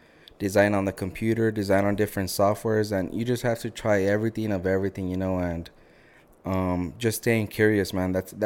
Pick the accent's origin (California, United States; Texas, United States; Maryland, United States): Texas, United States; I'm from Bowie, right? I'm from Bowie High School. So I'm telling them, yeah, like, I'm from a border city. Like, my football field is, like, walking distance to the border.